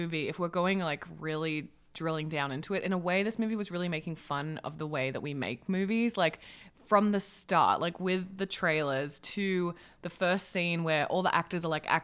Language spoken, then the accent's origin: English; Australia; I'm Australian.